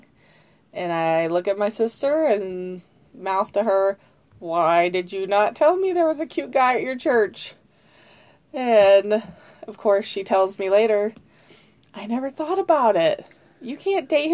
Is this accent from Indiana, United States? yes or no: yes; Wheatfield, Indiana, United States; also born or lived in Rensselaer, Indiana; I grew up in the First Baptist Church of Wheatfield